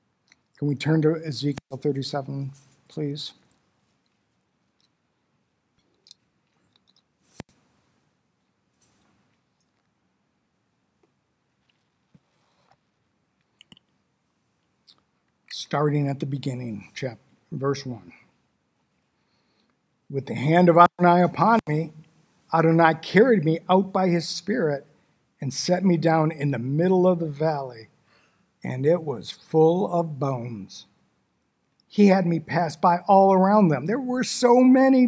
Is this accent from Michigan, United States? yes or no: yes; Detroit, Michigan, United States; I was born and raised in Detroit, Michigan, a long time ago.